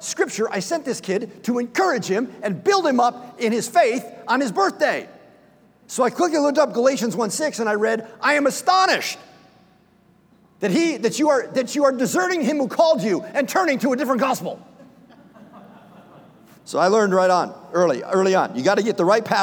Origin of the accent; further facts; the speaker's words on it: Scotland, United Kingdom; I'm Scottish.